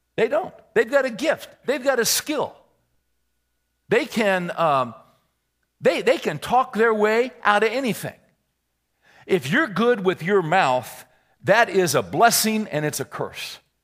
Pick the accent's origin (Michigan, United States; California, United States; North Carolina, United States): California, United States; moved away; I was born and raised in California.